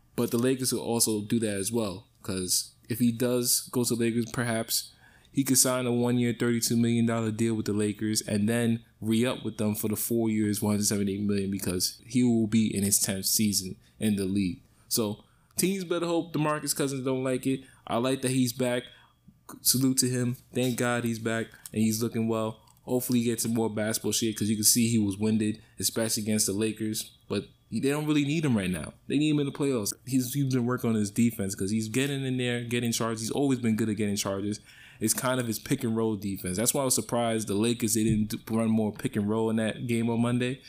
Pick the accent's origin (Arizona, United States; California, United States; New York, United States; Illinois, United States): New York, United States; New York City; I grew up in the Bronx, but high school was in the suburbs